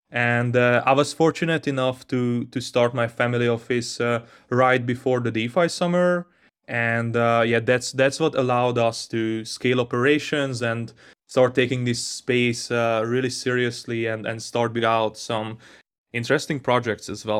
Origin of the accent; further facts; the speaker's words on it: Hungary; I grew up in Hungary